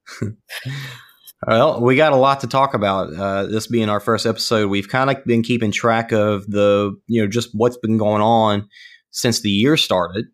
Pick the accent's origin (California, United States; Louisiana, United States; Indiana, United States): Louisiana, United States; Ponchatoula; now in Dallas, United States; I grew up in Punchatoula